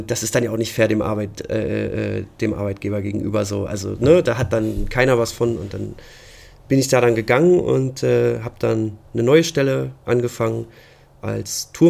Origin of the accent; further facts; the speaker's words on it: Lower Saxony, Germany; gerade bei uns in Ostfriesland war immer so die, die große Bastion, wo jeder hin wollte, war halt Hamburg.